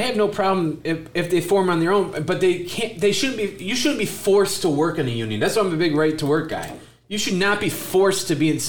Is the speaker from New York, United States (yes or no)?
no; Michigan, United States; I come from Michigan